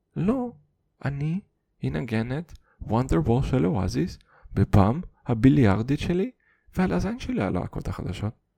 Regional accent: Kazakhstan; first language Russian; Hebrew is a second language; also born or lived in Siberia; now in Israel; נולדתי בקזחסטן

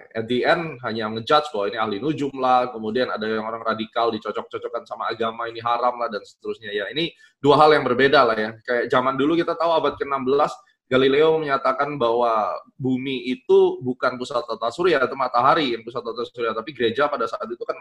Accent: Surabaya, East Java, Indonesia; orang Surabaya

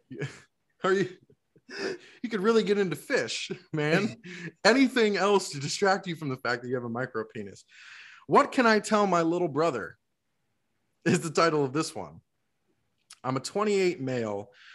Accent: Florida, United States; born or raised there; now in Georgia, United States

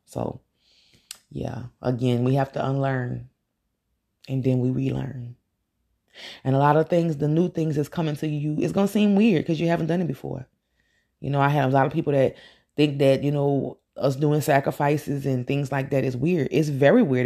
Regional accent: Louisiana, United States; I'm from Louisiana

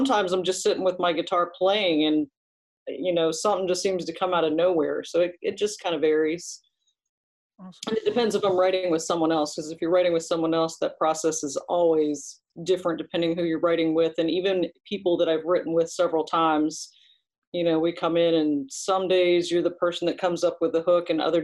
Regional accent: Eastern Shore of Maryland, United States; I grew up on the Eastern Shore of Maryland

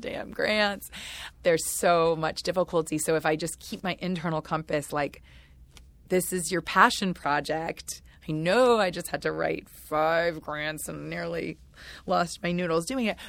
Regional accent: United States; I'm an American person

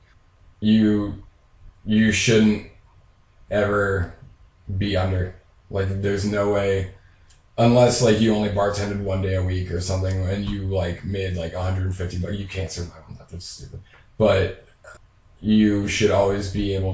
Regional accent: Sidney, Ohio, United States; my old house where I grew up in Sydney, Ohio

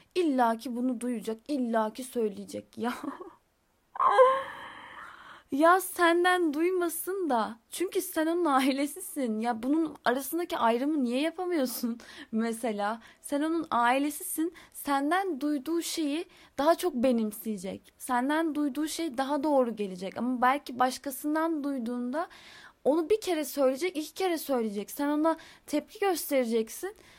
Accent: Istanbul, Turkey; also born or lived in Izmir; ben İstanbul'da doğdum. Daha sonra biz İstanbul'dan İzmir'e taşındık.

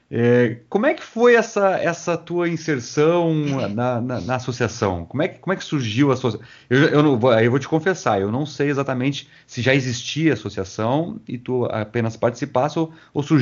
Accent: Rio Grande, Rio Grande do Sul, Brazil; now in Santa Maria, Brazil; eu fui para minha cidade natal, Rio Grande, visitar minha família.

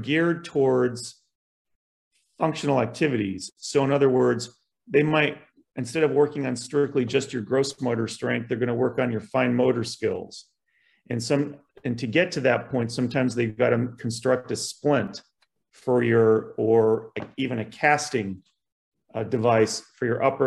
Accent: Columbus, Ohio, United States; also born or lived in Buffalo, New York / South Carolina; when I was 6 months old, my father moved us from Buffalo to Columbus, Ohio. He broke away to start his own business. And so I grew up in Catholic schools

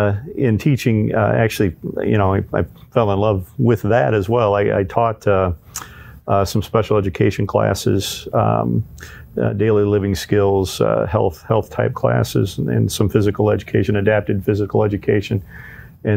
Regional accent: Illinois, United States; Then we moved up north into central Illinois, and then up near the Quad Cities is where I finished high school, and then came back to Bloomington to go to central Illinois to go to ISU

